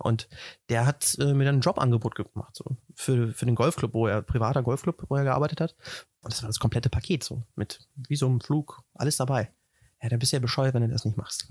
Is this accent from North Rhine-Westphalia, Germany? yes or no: yes; Wetter, North Rhine-Westphalia, Germany; moved away as an adult; also born or lived in Hagen / Dortmund / United States; now in Nuremberg, Germany; ich bin aufgewachsen in Wetter an der Ruhr, äh, in, im wunderschönen Haken geboren